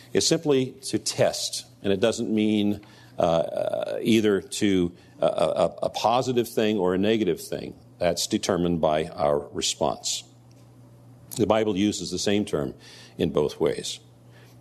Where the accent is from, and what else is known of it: United States